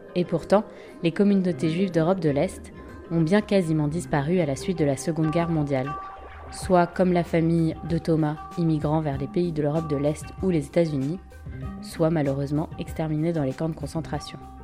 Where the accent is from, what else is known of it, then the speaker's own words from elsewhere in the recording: France; je suis française, européenne